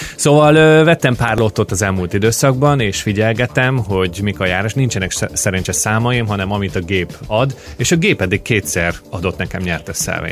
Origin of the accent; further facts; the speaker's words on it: Hungary; now in Australia; három-négy munkahelyet hagytam el Magyarországon